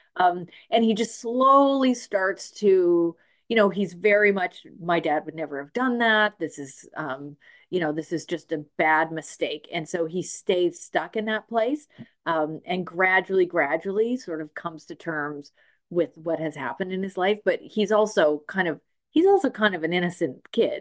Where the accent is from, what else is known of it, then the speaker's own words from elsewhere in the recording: Smithers, British Columbia, Canada; now in Nanaimo, Canada; I grew up in Smithers